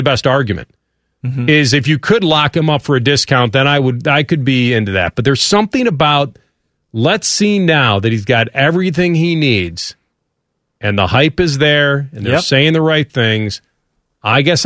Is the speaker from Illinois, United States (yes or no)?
yes; Chicago, Illinois, United States; in that city, and it's my hometown